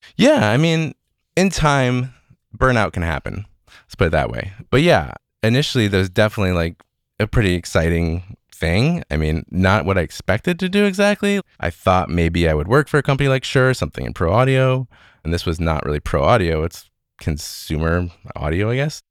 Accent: Evanston, Illinois, United States; I grew up in Evanston, Illinois. That's just north of Chicago.

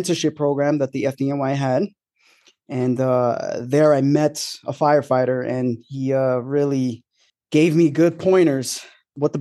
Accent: New York City, New York, United States; moved away as an adult; now in Orange County, New York, United States; I'm from Long Island City, New York. I grew up in the city

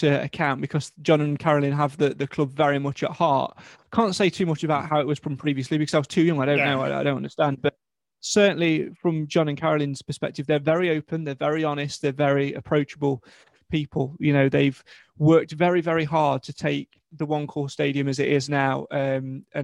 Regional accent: Mansfield, East Midlands, United Kingdom; People call us Northerners. We're not. We're definitely from the East Midlands

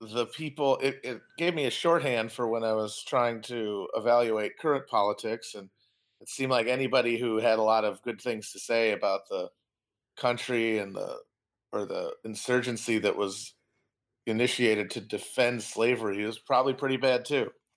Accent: Wisconsin, United States; also born or lived in Bushwick, Brooklyn, New York; now in New York, United States; I'm from Wisconsin, uh, the town for making a murderer specifically

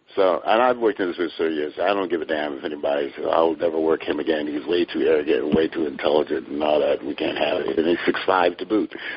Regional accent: Hartford, Connecticut, United States; I grew up in Hartford, Connecticut

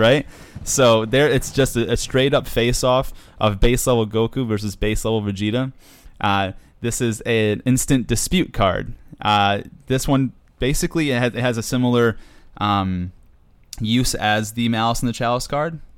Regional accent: New York, United States; up north, I'm from New York

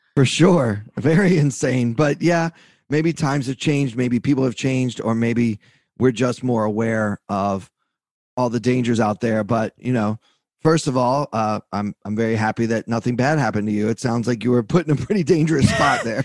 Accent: Baltimore, Maryland, United States; I grew up in Baltimore, Maryland

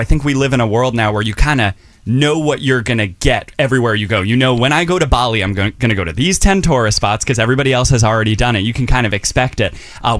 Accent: New York City, New York, United States; We grew up in Chelsea

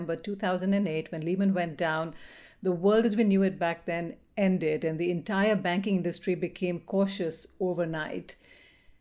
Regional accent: India; I grew up in India and I was a little girl in India

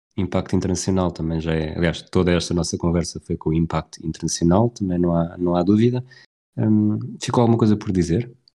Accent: Tires, Lisbon, Portugal; eu sou de Tires. Nunca disseste que eu era de Tires ou que eu cresci em Tires.

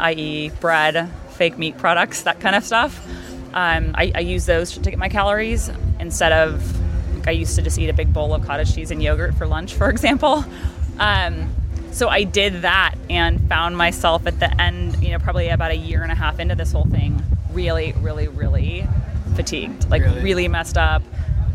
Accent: Palos Verdes, California, United States; We got married by the ocean in my hometown in Palos Verdes

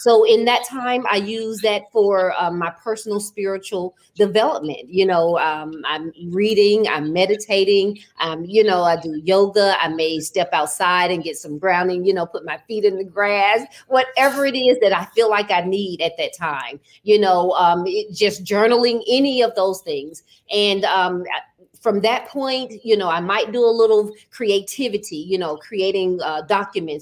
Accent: Birmingham, Alabama, United States; moved away as an adult; also born or lived in Northridge, California; now in Atlanta, United States; I moved to Atlanta. I'm from Birmingham, Alabama. I'm a Southern girl. And I moved to Atlanta in 2001

